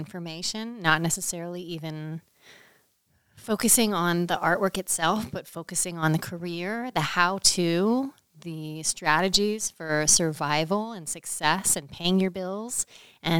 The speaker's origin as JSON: {"language": "English", "town": "Westminster", "region": "Maryland", "country": "United States", "tie": "born or raised there", "said": "I grew up in Maryland. I'm from Westminster, Maryland, which is about an hour north of Baltimore, out in Carroll County"}